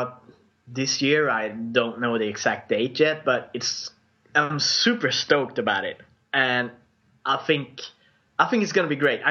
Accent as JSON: {"language": "English", "country": "Sweden", "accent": "Swedish", "second_language": "English", "said": "my Swedish accent"}